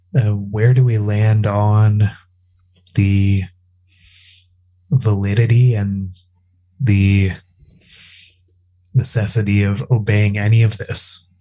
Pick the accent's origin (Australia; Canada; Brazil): Canada; I'm Canadian, so maple syrup.